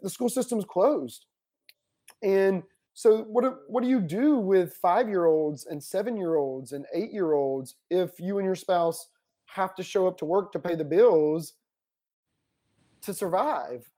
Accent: Paulding County, Georgia, United States; moved away; my hometown, um, which is Paulding County, Georgia

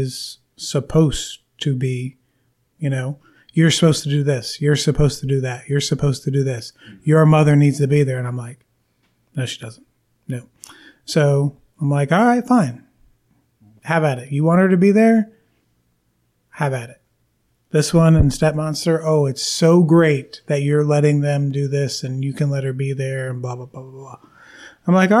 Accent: Rochester, New York, United States; I was born in Rochester, New York

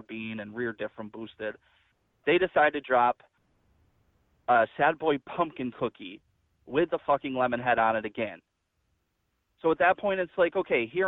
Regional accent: New York, United States; I'm from New York. I live in New York

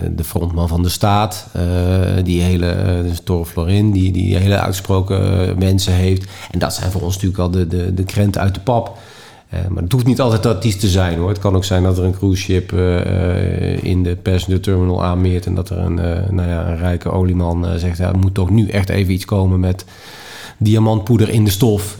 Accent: Netherlands; We blijven nuchtere Hollanders

